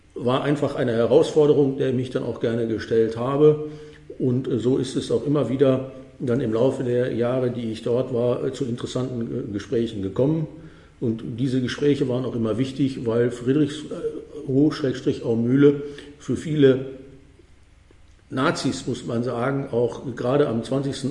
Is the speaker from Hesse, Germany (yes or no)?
no; North Rhine-Westphalia, Germany; moved away; Als Westfale